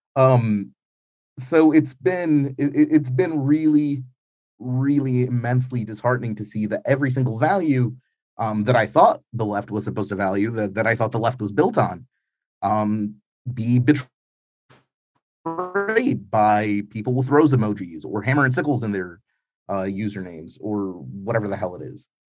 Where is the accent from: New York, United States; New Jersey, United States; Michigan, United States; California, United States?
New York, United States; now in Ukraine; growing up in New York in the nineties